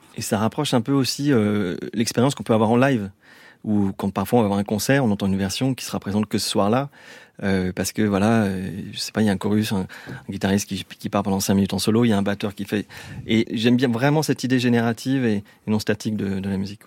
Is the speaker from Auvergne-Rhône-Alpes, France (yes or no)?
yes; Lyon, Auvergne-Rhône-Alpes, France; moved away as an adult; now in Vallée de Chevreuse, France